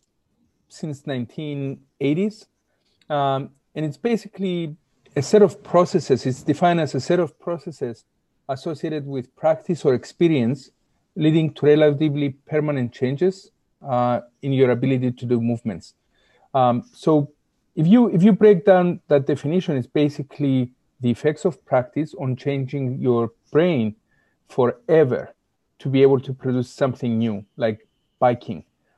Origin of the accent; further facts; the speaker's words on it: Cyprus; English is a second language; moved away as an adult; now in United States; I'm originally from Cyprus. I'm Greek, and I've been in the U.S. since 1989.